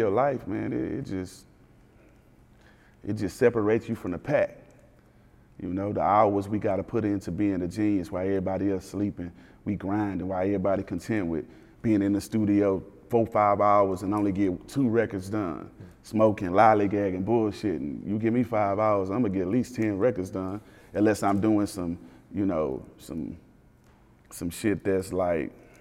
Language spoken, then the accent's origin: English; Houston, Texas, United States; I'm from Cloverland